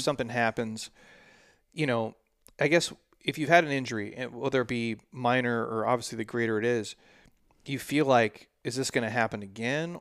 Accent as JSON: {"language": "English", "region": "Midwest", "country": "United States", "moved": "yes", "said": "All my Midwest people"}